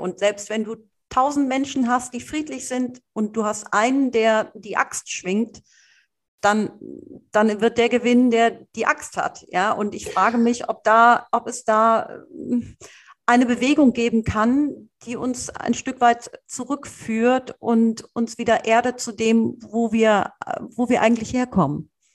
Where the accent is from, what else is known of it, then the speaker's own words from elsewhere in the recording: Cologne, North Rhine-Westphalia, Germany; ich bin ein Stadtkind, ich bin in der Stadt aufgewachsen, in Köln